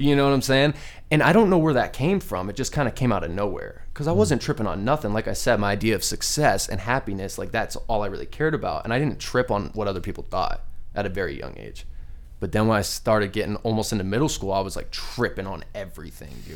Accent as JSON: {"language": "English", "town": "Scottsdale", "region": "Arizona", "country": "United States", "tie": "born or raised there", "also_born_or_lived": "Glendale, Arizona"}